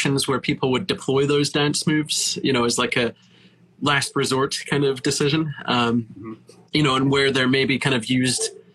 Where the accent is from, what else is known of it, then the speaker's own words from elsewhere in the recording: England, United Kingdom; now in United States; being British